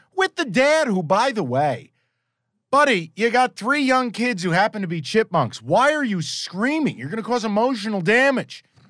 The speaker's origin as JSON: {"language": "English", "region": "East Coast", "country": "United States", "said": "I'm from the East Coast"}